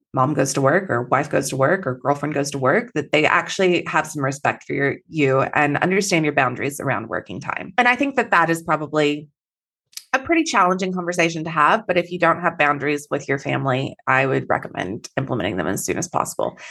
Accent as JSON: {"language": "English", "region": "Texas", "country": "United States", "moved": "yes", "lives_now": "Perth, Australia", "said": "I am Texan originally, so I have a little bit of an accent"}